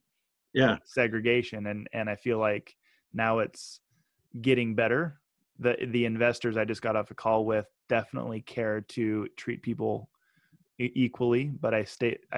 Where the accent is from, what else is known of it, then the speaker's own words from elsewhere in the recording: Meridian, Idaho, United States; also born or lived in Utah; I grew up in Meridian, Idaho, 33,000 residents